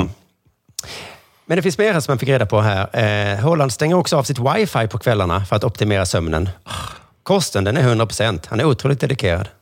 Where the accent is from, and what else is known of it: Sweden